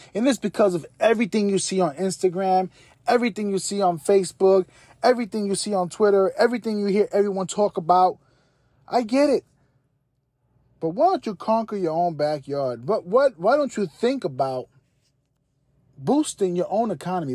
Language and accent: English; New York City, New York, United States; my hometown, New York City.